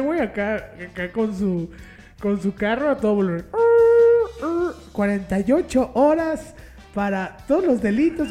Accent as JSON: {"language": "Spanish", "country": "Mexico", "said": "como mexicanos"}